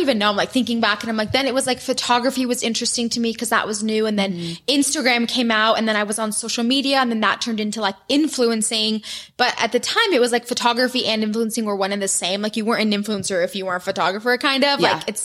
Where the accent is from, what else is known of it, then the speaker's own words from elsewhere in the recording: Michigan, United States; moved away as an adult; now in Utah, United States; I grew up in Michigan